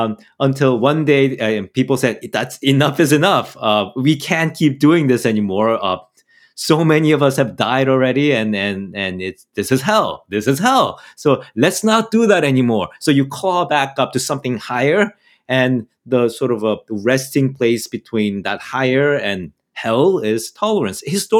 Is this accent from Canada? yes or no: yes; Canada; I'm a Canadian, all right? Guns are not really sort of urban Canadian.